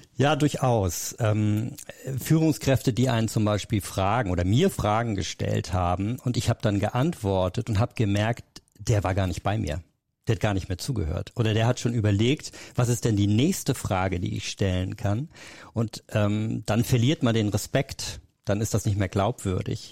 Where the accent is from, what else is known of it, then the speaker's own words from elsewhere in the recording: Hamburg, Germany; Ich bin dann äh, zurück nach Hamburg, also ich komme aus Hamburg